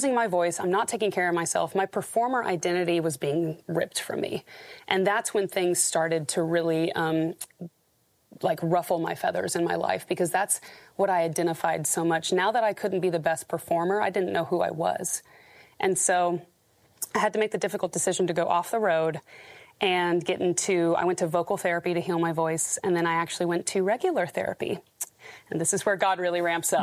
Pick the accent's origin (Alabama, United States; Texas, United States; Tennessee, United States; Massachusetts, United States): Texas, United States; Houston; I'm from Houston, Texas, so fellow Texan